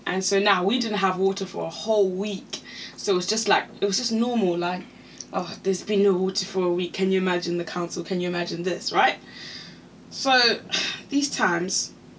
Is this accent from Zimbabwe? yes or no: yes; Zimbabwe; moved away; we grew up in Zimbabwe